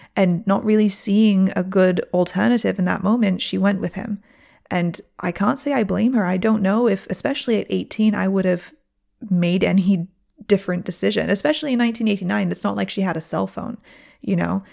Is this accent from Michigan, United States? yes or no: yes; Michigan, United States; also born or lived in Onda, Spain; now in Spain; I'm not from Oxford, but I have family in Oxford